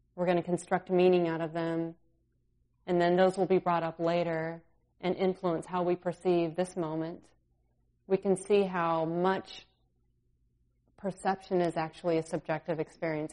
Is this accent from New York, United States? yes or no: no; California, United States; now in Minnesota, United States; I grew up in California